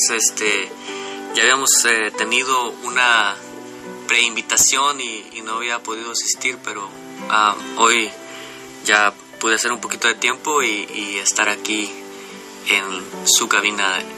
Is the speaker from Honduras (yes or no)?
no; José María Morelos, Jalisco, Mexico; also born or lived in Cocula; nací en Cocula, Jalisco. Eh, y al año de que nací, mis padres se se mudaron, porque ellos vivían en esas áreas, mis padres se mudaron a la zona costa, de la costa sur de Puerto Vallarta